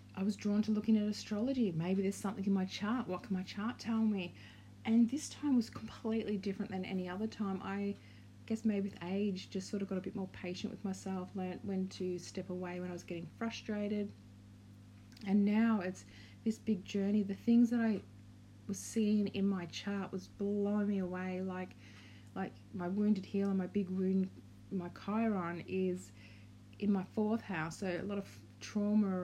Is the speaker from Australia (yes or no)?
yes; Australia; also born or lived in Victoria, Australia / Brisbane, Queensland, Australia; We're from Australia